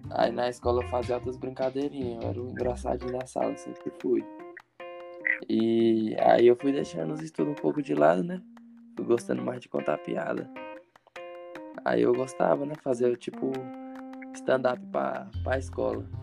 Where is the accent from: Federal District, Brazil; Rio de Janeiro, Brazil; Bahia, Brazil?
Federal District, Brazil; Ceilândia; born there; eu nasci em Ceilândia, viado. Tá no hospital de Ceilândia.